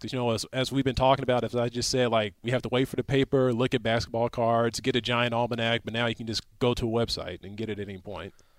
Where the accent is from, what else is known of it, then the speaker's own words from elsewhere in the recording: Houston, Texas, United States; I'm from Houston